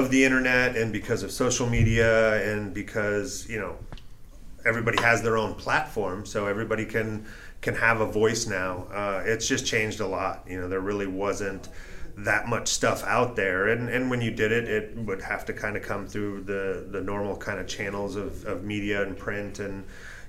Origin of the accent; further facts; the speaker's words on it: Orange County, Southern California, United States; I grew up down in Orange County in Southern California